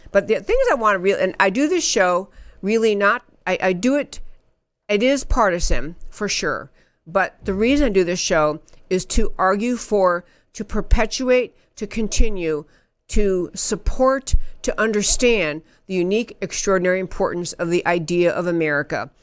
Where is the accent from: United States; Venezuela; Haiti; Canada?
United States; upstate New York; I grew up in upstate New York